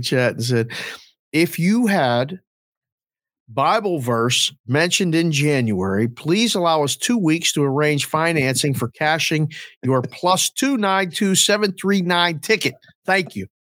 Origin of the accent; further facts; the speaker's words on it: Pittsburgh, Pennsylvania, United States; I'm from Pittsburgh